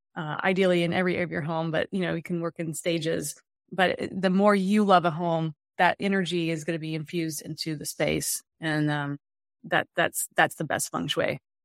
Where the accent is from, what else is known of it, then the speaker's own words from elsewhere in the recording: the South, United States; I grew up in the South.